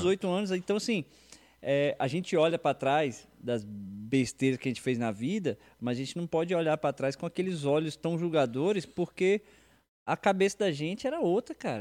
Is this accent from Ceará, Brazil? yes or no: no; Brasília, Federal District, Brazil; Sou brasiliense